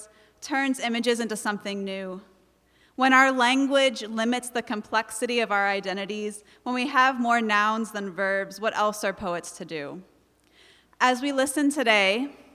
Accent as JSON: {"language": "English", "region": "New Jersey", "country": "United States", "accent": "Jersey", "moved": "yes", "lives_now": "Seattle, United States", "said": "my Jersey accent"}